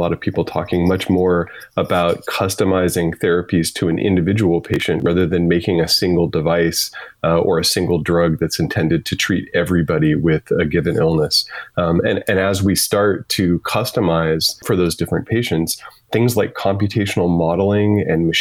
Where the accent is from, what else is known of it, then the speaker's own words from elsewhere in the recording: Midwest, United States; moved away; I grew up in the Midwest